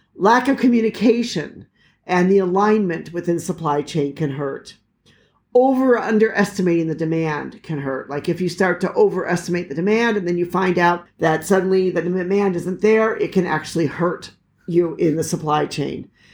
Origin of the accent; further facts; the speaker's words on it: United States; moved away; as an American